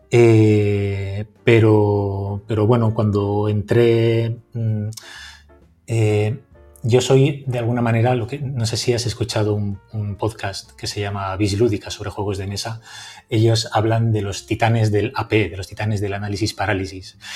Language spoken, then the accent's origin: Spanish; Valencia, Valencian Community, Spain; Yo soy de Valencia